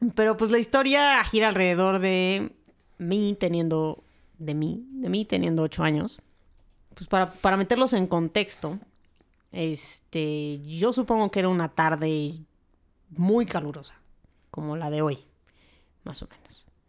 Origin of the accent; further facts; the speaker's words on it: Mexico; así somos los mexicanos